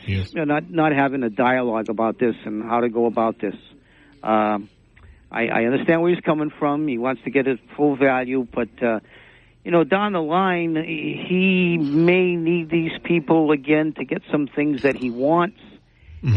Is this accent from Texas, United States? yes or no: no; New Bedford, Massachusetts, United States; we're all from New Bedford. We're all New Bedfordites